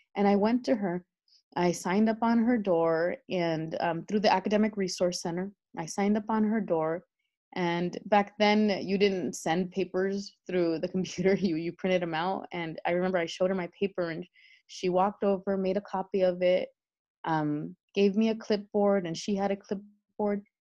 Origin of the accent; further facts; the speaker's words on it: El Monte, California, United States; moved away as an adult; I grew up in El Monte, um, which is about 12 miles east of downtown Los Angeles, my entire life